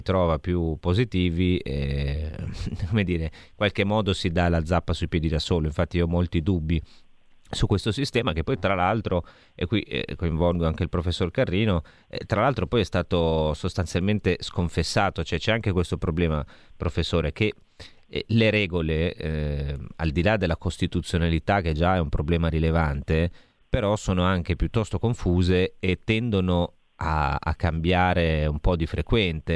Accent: Lombardy, Italy; da Lombardo, insomma, qui siamo in Lombardia

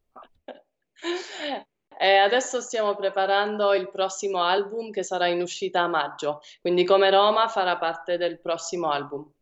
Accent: Switzerland; noi due siamo, siamo nate in Svizzera però io ho origini italiane

